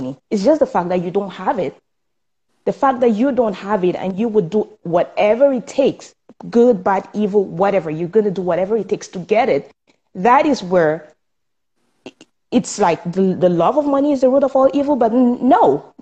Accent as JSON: {"language": "English", "country": "Cameroon", "tie": "born or raised there", "moved": "as an adult", "lives_now": "Canada", "said": "I was born in Cameroon, and that's in Africa. And I moved here some 12 years ago"}